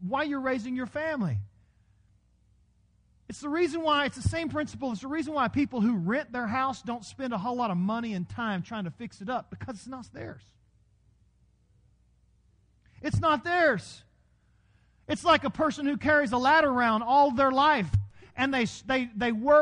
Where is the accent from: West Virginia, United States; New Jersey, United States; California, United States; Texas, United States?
Texas, United States; accent: Texas; My Texas was coming out in my Irish